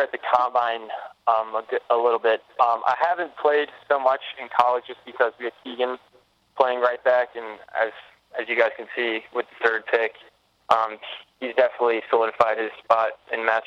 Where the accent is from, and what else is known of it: Anderson, South Carolina, United States; born or raised there; also born or lived in Columbia, South Carolina